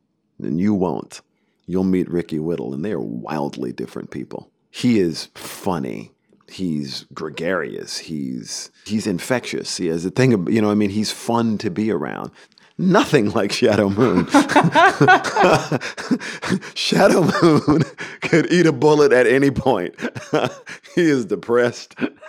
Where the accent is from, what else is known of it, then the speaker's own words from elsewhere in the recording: Deep South, United States; But, you know, I'm a kid from the Deep South.